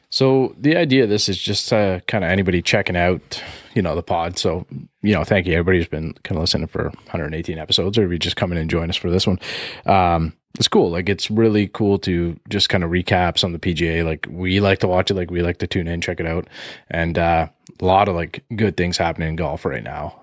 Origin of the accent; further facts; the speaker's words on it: Canada; we're Canadian here